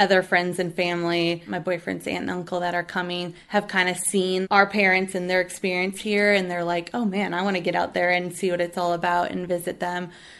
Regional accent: Midwest, United States; moved away as an adult; now in Morgantown, United States; I've never lived in the mountains. Again, I'm from the Midwest

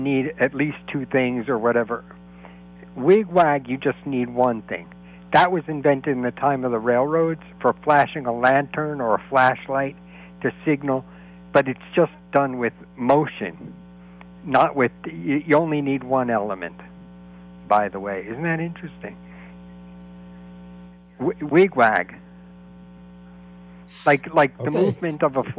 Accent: New York City, New York, United States; moved away; also born or lived in New Jersey; I'm from New York

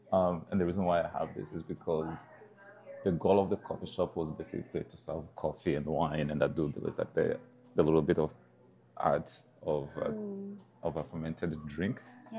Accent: Rwanda; now in North Dakota, United States; from Rwanda, from my home country

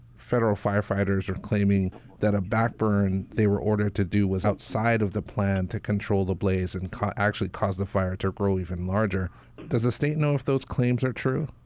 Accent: Waimea, Hawaii, United States; I grew up in Waimea

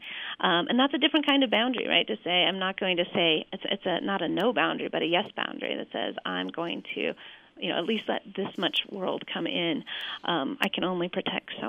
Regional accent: Salt Lake City, Utah, United States; moved away as an adult; now in Flagstaff, United States; my history as a girl growing up in Salt Lake

